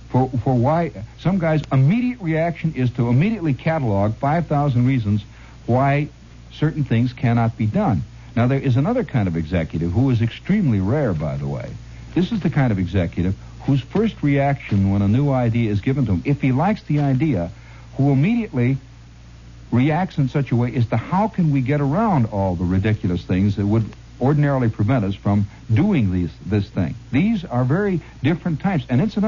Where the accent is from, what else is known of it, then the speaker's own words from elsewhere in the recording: United States; I'm an American and know more about America than any other country.